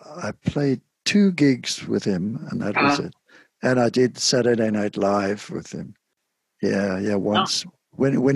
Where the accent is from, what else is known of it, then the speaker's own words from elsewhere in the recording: Cape Town, Western Cape, South Africa; now in United States; Now, I didn't play the penny whistle growing up in Cape Town, but this folk singer that I worked with, …, he wanted me to play the penny whistle